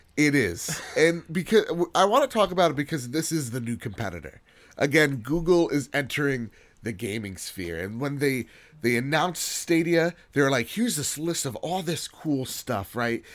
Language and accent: English; United States; as an American